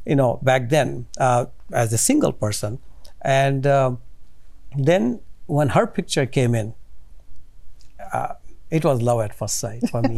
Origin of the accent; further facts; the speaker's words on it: India; now in United States; growing up in India